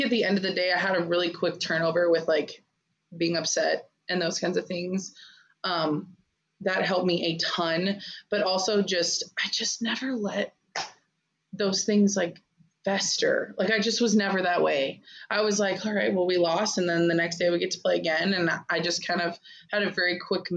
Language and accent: English; Arizona, United States; I'm from Arizona, so I grew up watching U of A and UCLA and all that kind of stuff.